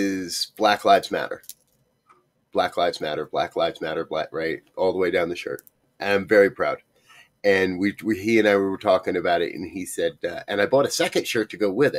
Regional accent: Northeast, United States; I was raised in the Northeast that was so racist

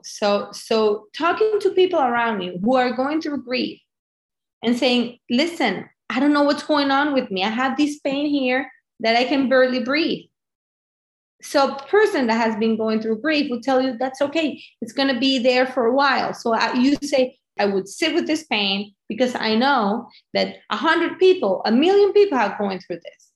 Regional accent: Venezuela; moved away; I'm from Venezuela

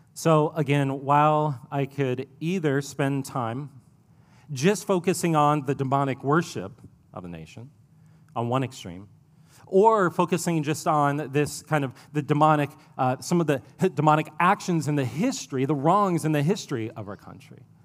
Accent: Ohio, United States; now in Columbia, United States; I'm from Ohio. It's where I spent my childhood

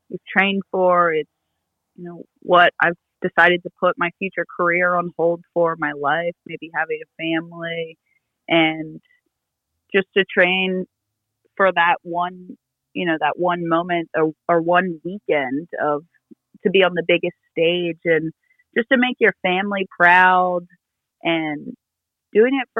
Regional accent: United States; growing up in the States

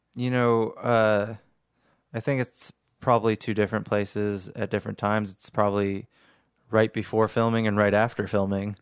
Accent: New York, United States; growing up in New York

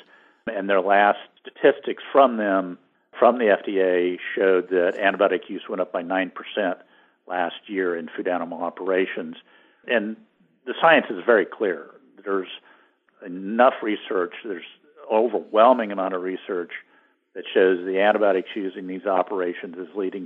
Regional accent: Great Plains, United States; I grew up in the Great Plains

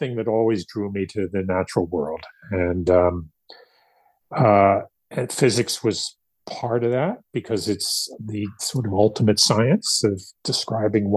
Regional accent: New Jersey, United States; I grew up in New Jersey, northern New Jersey, central New Jersey, and then northern New Jersey

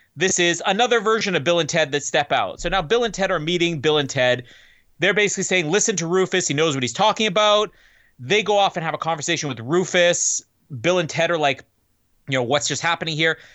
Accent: Canada; as a Canadian

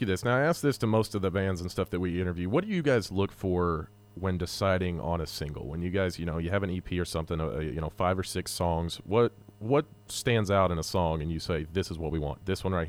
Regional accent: Dallas, Texas, United States; growing up in Dallas, you know, that's where I grew up at, being a Cowboys fan.

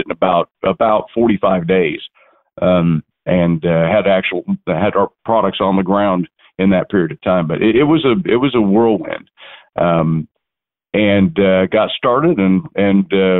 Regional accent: Oklahoma City, Oklahoma, United States; moved away as an adult; now in Stillwater, United States; I was from Oklahoma City originally and came to Stillwater to attend school

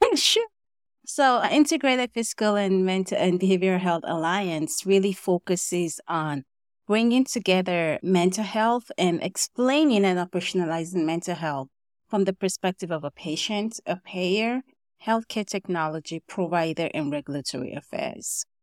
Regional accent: Nigeria; moved away as an adult; also born or lived in Kentucky, United States; I was born and raised in Nigeria

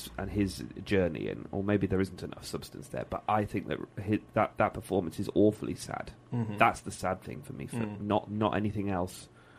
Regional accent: Birmingham, West Midlands, United Kingdom; being a Brummie, the bit I loved was the continuity scenes around the jewellery quarter

